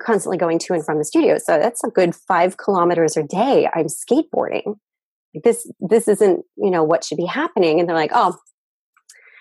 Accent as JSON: {"language": "English", "country": "United States", "moved": "as an adult", "lives_now": "Japan", "said": "I'm originally American, but I've lived in Japan for half my life."}